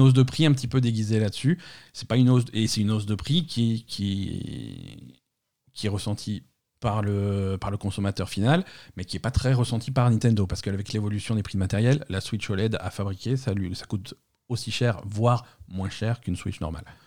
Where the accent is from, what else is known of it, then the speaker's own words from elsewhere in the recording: France; chez nous en France